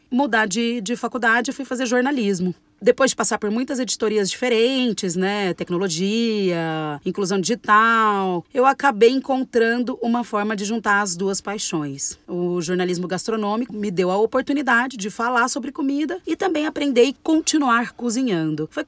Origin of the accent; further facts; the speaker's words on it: Rio Verde, Goiás, Brazil; Nasci lá em Goiás, especificamente em Rio Verde, uma cidade do interior.